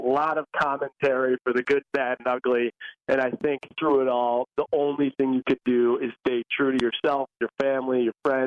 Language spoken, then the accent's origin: English; Buffalo, New York, United States; moved away; my hometown